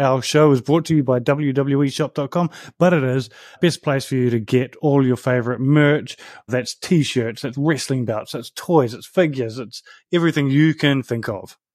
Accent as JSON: {"language": "English", "country": "New Zealand", "tie": "born or raised there", "said": "I grew up in New Zealand"}